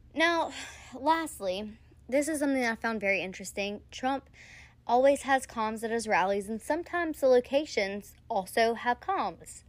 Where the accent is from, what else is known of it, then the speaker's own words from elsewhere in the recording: Louisiana, United States; I'm from Louisiana